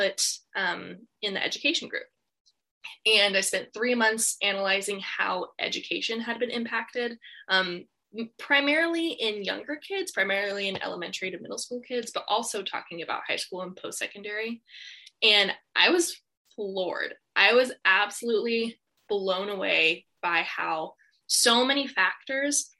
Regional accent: Colorado, United States; now in Port Angeles, United States; I grew up in Colorado

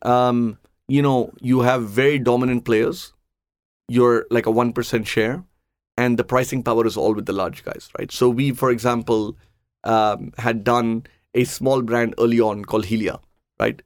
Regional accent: Chennai, Tamil Nadu, India; I grew up in Chennai.

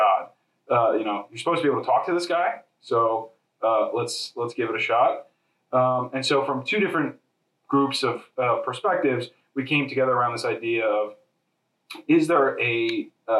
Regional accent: Harrisburg, Pennsylvania, United States; moved away as an adult; also born or lived in New York / Chicago; I was born and raised in Harrisburg, Pennsylvania.

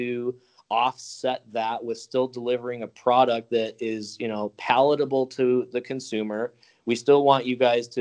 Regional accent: Chicago, Illinois, United States; I grew up in Chicago.

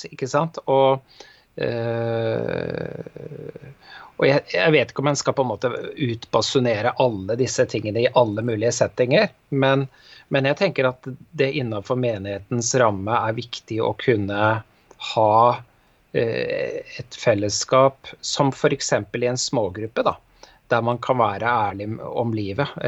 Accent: Bergen, Vestland, Norway; moved away; da jeg flytta fra Bergen for en del år siden, så merka jeg nok at det var et litt sånn annet lynne her enn eh, der jeg kom fra.

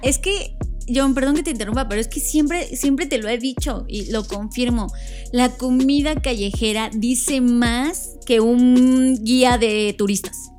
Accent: Mexico; Como mexicanos

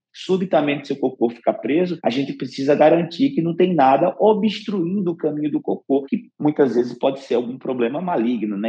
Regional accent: Northeast Region, Brazil; sou nordestino

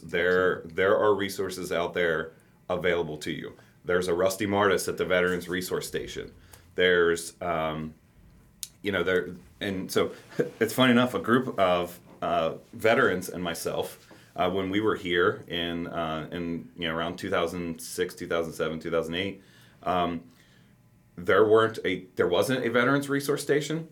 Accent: Campbell County, Kentucky, United States; I said I grew up in in Campbell County.

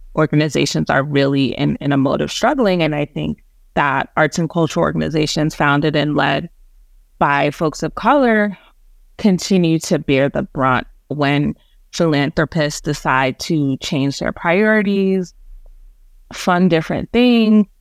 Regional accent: New York City, New York, United States; also born or lived in Jamaica; Native New Yorker. Was born in Jamaica and migrated to New York City with my family

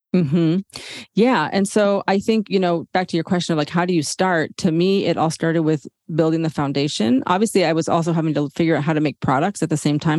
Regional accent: San Diego, California, United States; I was born and raised in San Diego, California, which is about 10 minutes from the US Mexico border

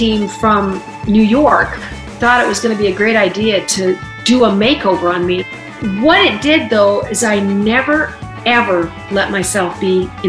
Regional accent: Alberta, Canada; I was from Alberta.

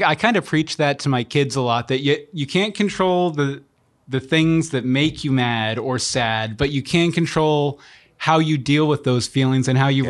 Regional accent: West Virginia, United States; now in Florida, United States; I'm from West Virginia.

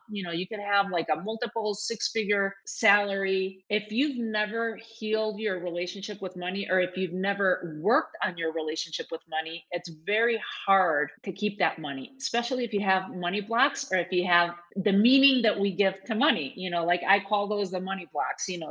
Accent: Spain; when I was growing up in Spain

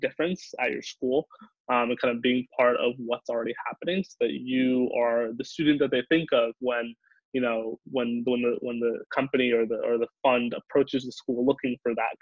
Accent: the Valley, California, United States; moved away as an adult; also born or lived in Boston; I grew up in the Valley, so I've grown up kind of seeing tech

